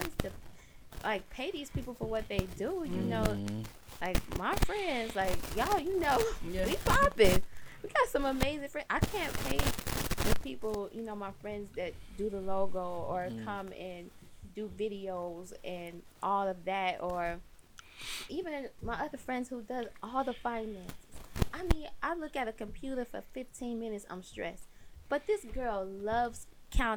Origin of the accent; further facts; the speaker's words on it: Chicago, Illinois, United States; growing up in Chicago, just seeing the kids on the streets